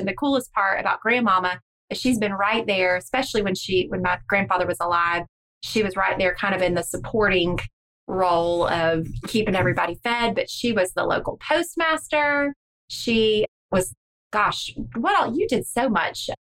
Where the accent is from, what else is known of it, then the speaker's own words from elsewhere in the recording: Milltown, Georgia, United States; born there; I was born in 1924 in Milltown before it became Lakeland.